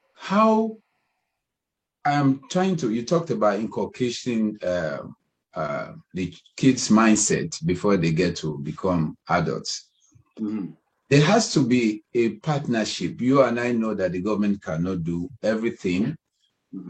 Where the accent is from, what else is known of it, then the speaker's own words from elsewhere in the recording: Ibadan, Oyo, Nigeria; we grew up in Ibadan